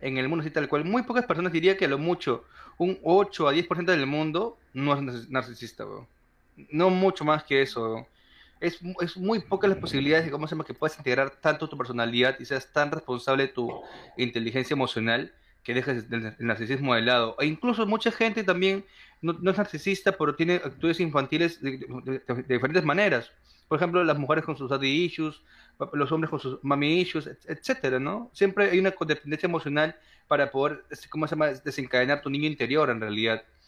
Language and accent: Spanish; Peru; nací en Perú